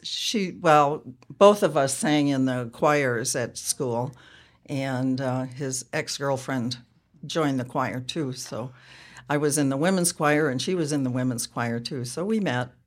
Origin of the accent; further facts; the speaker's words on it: Ripon, Wisconsin, United States; moved away as an adult; also born or lived in Nebraska / San Diego / Portland, Oregon; I grew up in Ripon, Wisconsin